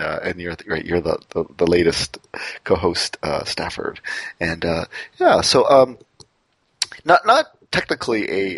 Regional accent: Canada; we call ourselves Canucks

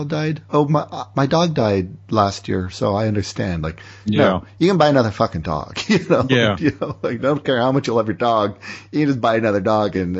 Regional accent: Windsor, Ontario, Canada; my hometown Windsor

